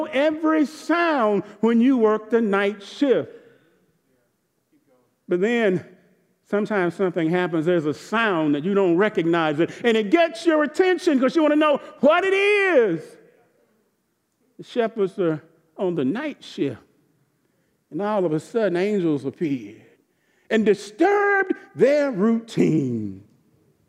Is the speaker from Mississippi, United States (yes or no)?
yes; Jackson, Mississippi, United States; the Methodist church I grew up in Jackson, Mississippi